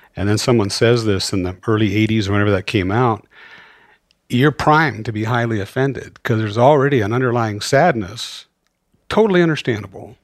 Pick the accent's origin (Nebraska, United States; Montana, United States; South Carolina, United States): Montana, United States; Great Falls; that'd be the mid 1960s in Montana. I grew up mostly in Great Falls